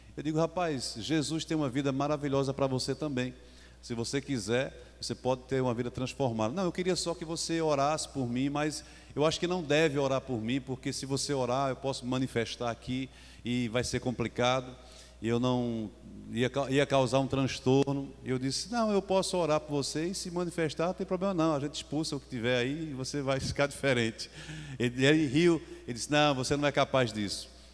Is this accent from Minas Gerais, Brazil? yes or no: no; Caruaru, Pernambuco, Brazil; Eu vim lá de Caruaru, nós somos pernambucanos